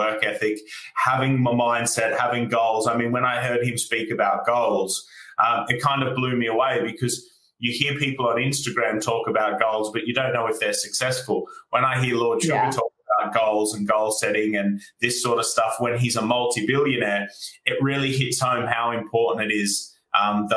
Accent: Australia; moved away as an adult; now in United Kingdom; as you can tell from my accent, I'm from Australia, and I came over here as a backpacker in 2012

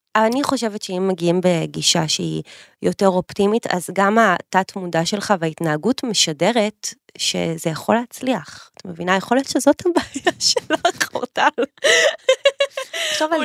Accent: Petah Tikva, Central District, Israel; גדלנו באותה עיר, עיר האור- עיר האורות פתח תקווה

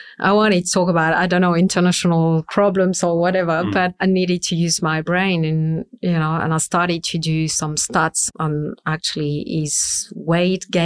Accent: France; accent: super strong French accent; English is a second language; moved away as an adult; now in Sydney, Australia; We speak French at home, so that's I will never lose my super strong accent

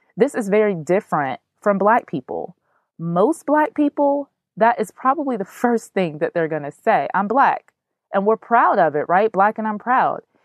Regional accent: United States; I am an African American woman.

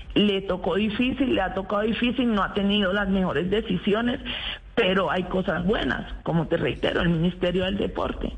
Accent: Apartadó, Antioquia, Colombia; yo soy antioqueña, soy nacida en el, en el apartado.

